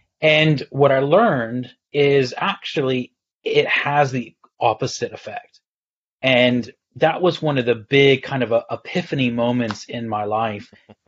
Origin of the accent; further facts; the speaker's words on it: Texas, United States; also born or lived in Galway, Ireland; now in United Kingdom; I'm originally from Texas, though. And 16 years ago, I moved to the Republic of Ireland on the west coast near Galway. So my accent's all over.